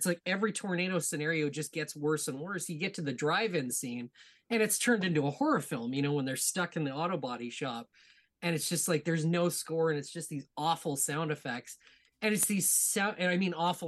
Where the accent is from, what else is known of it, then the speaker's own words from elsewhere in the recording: Edmonton, Alberta, Canada; now in Ontario, Canada; I was born and raised in Edmonton, Alberta.